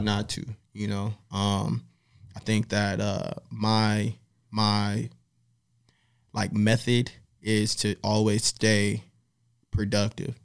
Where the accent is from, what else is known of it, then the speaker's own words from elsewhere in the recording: Miami, Florida, United States; also born or lived in Opelika; now in Los Angeles, United States; I'm from Miami, Florida